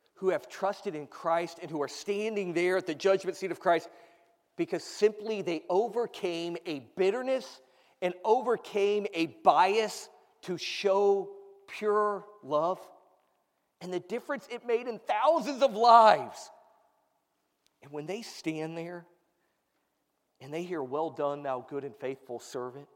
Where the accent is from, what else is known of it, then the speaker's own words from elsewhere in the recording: United States; As an American